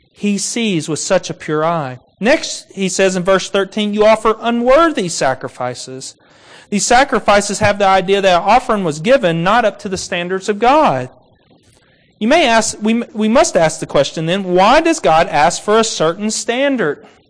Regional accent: Kentucky, United States; I grew up in Kentucky

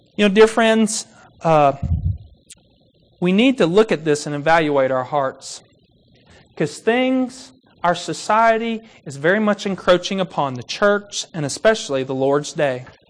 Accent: Kentucky, United States; I grew up in Kentucky

